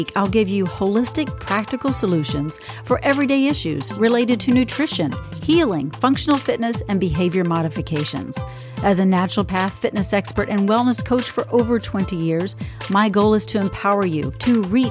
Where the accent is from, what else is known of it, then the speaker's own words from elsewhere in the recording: near Dallas, Texas, United States; not too far from my hometown, but outside of Dallas, Texas